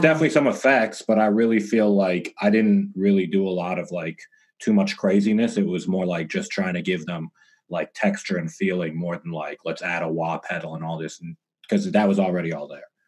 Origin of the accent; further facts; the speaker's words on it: Toronto, Ontario, Canada; now in Los Angeles, United States; I'm from Canada originally, Toronto, living